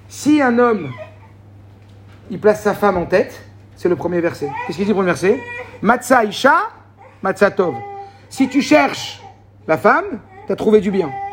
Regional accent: Morocco; je suis marocain

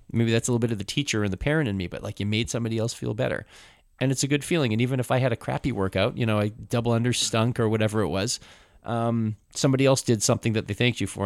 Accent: Canada; growing up in canada half to two thirds of what we consumed TV

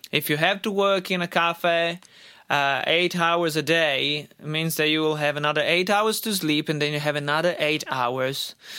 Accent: Italy; moved away as an adult; also born or lived in Australia; now in United States; in my home country, in Italy, and I lived in Australia, and, and since I moved to Australia and then United States

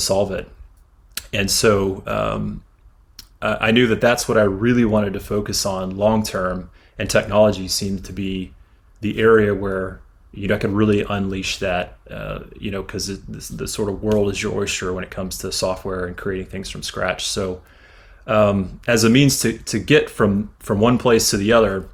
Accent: Houston, Texas, United States; also born or lived in Louisiana / Austin, Texas / Dallas, Texas; I was originally from Louisiana, but when I was really, really young, moved to Texas. So I consider myself a full-fledged Texan and have been for many decades now. But I grew up in Houston

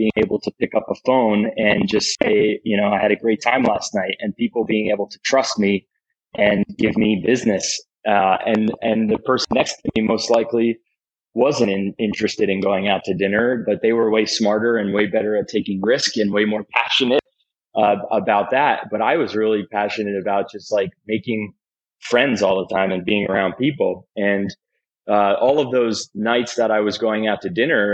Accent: Wall Township, New Jersey, United States; now in Williamsburg, United States; I grew up in Jersey, and when I was in third grade

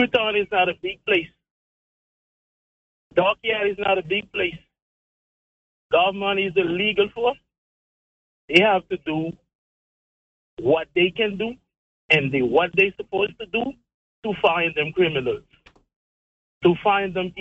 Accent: Haiti; moved away as an adult; now in Turks and Caicos Islands; I'm from Haiti. I live in Turkey from 2015

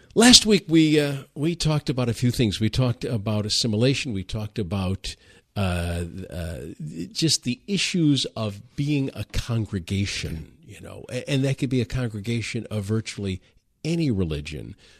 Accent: Detroit, Michigan, United States; I'm from Detroit

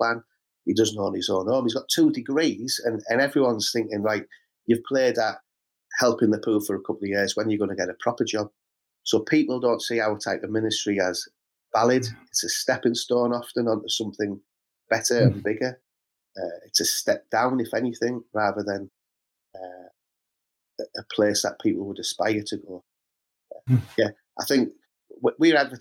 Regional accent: Middlesbrough, North East England, United Kingdom; I grew up in Middlesbrough. My whole life I spent trying to get out of Middlesbrough.

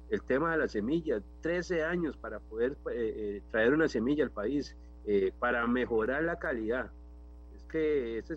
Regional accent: Cartago, Costa Rica; en mi caso como diputado también, que soy de Cartago

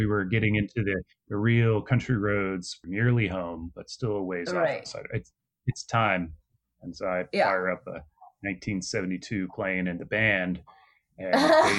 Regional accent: Virginia, United States; I'm from Virginia, and I live in Virginia, right in between Washington, D.C. and Richmond, so in a town called Fredericksburg.

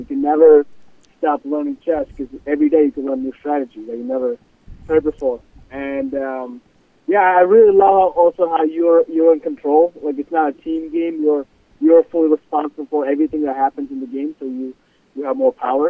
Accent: India; moved away as an adult; now in Weston, United States; I'm originally from India. Came here 6 years ago.

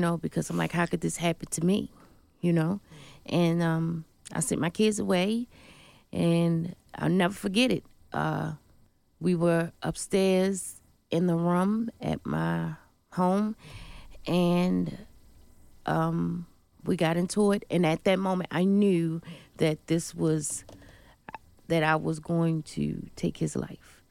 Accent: Baltimore, Maryland, United States; I was born in Baltimore, Maryland

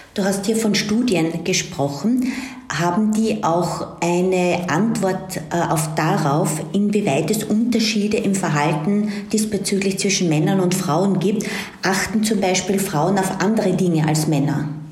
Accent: Austria; für mich als Österreicherin

